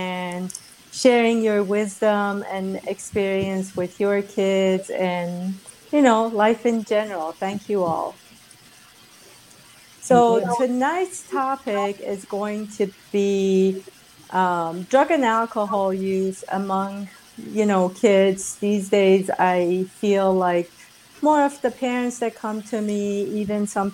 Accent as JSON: {"language": "English", "country": "Iran", "tie": "born or raised there", "moved": "yes", "said": "Growing up in Iran"}